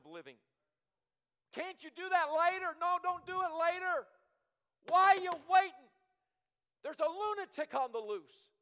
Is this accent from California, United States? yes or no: no; Michigan, United States; now in Longview, United States; We lived up north. I was born in Michigan